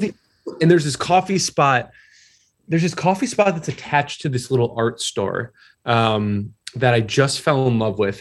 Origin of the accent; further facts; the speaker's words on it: a suburb of Detroit, Michigan, United States; moved away; also born or lived in Newport, Rhode Island; I'm from Michigan originally, a suburb of Detroit